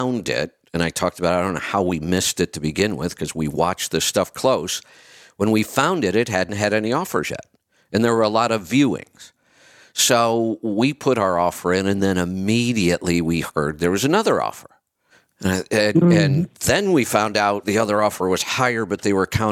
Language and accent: English; Northeast Ohio, United States; moved away; I grew up in Northeast Ohio.